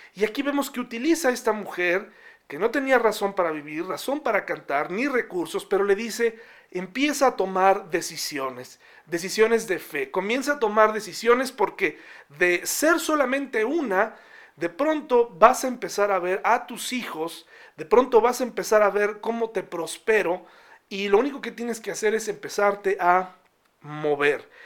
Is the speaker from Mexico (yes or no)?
yes; Mexico; hay una constitución mexicana donde nos eh, da los derechos que tenemos como mexicanos